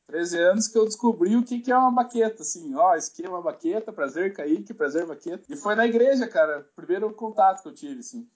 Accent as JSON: {"language": "Portuguese", "region": "South Region", "country": "Brazil", "accent": "southern (sotaque do sul), caipira", "said": "Sou muito caipira. Desculpa aí quem tá ouvindo esse sotaque aqui do sul"}